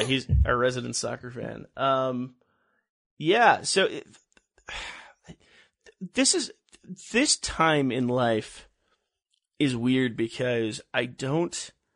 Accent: Los Angeles, California, United States; I grew up in Los Angeles

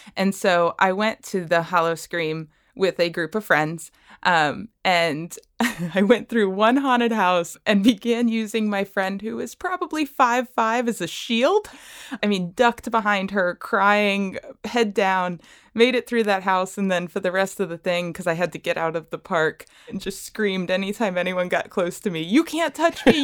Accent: Bradenton, Florida, United States; I am from Bradenton, Florida

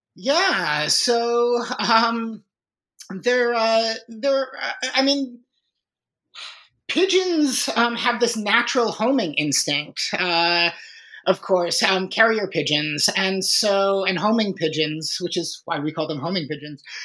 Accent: Chicago, Illinois, United States; I was born and raised in Chicago

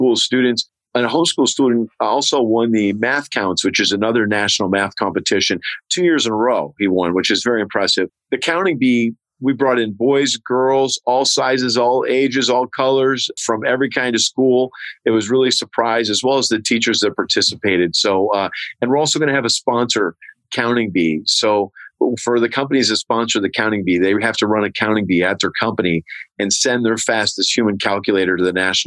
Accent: Herkimer, New York, United States; moved away; Herkimer, New York, my hometown where I'm working.

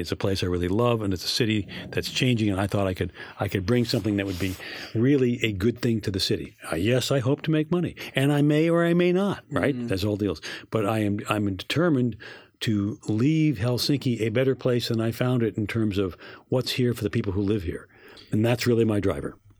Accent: New York, United States; I'm a New Yorker

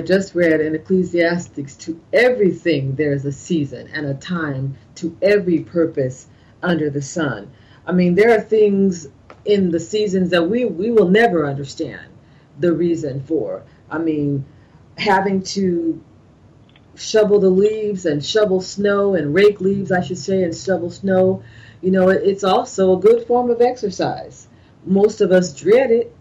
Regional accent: California, United States; moved away as an adult; now in East Coast, United States; growing up in California

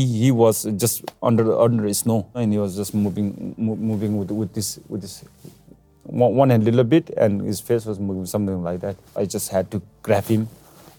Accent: Nepal; This epicenter was in my hometown, not in Everest Base Camp

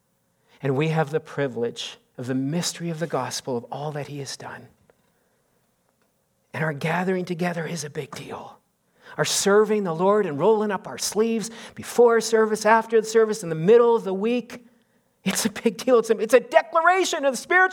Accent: Canada; we're Canadian

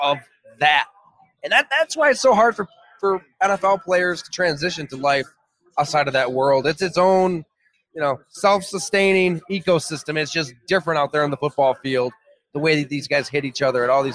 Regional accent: Great Valley, New York, United States; also born or lived in Salamanca, New York / Ellicottville, New York; I grew up in Salamaica, Great Valley, about an hour south of Buffalo. Went to school at Ellicottville

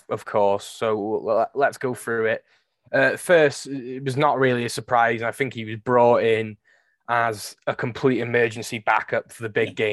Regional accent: Wales, United Kingdom; it's a fantastic way to end the season as a Welsh and Wrexham fan.

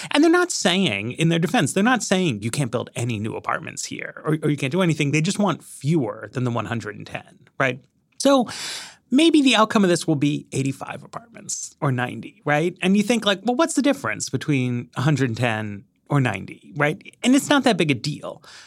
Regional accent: New York, United States; moved away as an adult; now in Washington, D.C., United States; I grew up in New York

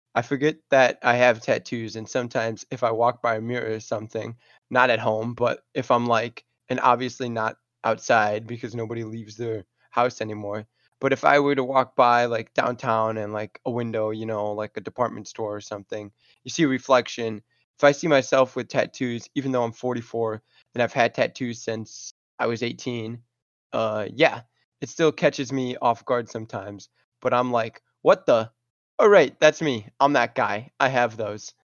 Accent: Alabama, United States; I'm from Alabama, and I'm and University of Alabama fan.

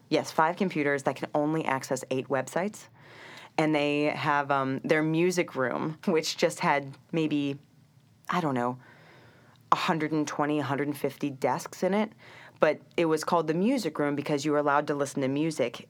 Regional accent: Cincinnati, Ohio, United States; moved away as an adult; also born or lived in Vermont / Nanjing, China / Shanghai, China; now in New York, United States; Growing up in Ohio, um, it's a little more homogeneous

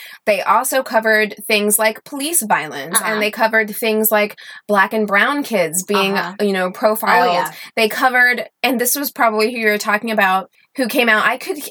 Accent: Missouri, United States; I am from Southern Missouri, or I've lived a lot of places, but that's home to me.

